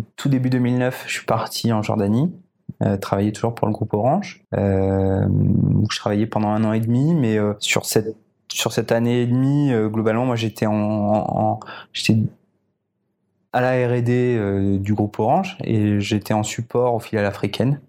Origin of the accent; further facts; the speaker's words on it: Réunion; j'ai été élevé ici à La Réunion et j'ai tout fait jusqu'à ce que j'ai 20 ans